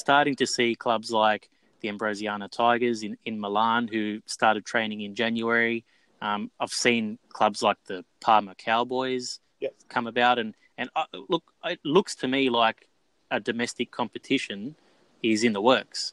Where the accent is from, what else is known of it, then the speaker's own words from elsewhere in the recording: Australia; I've grown up in Australia